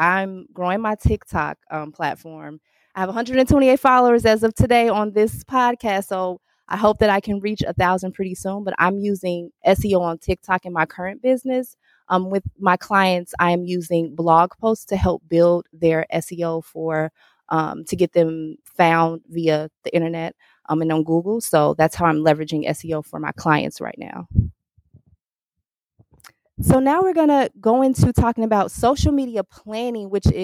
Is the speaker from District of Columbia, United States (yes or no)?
no; Chicago, Illinois, United States; I'm from Chicago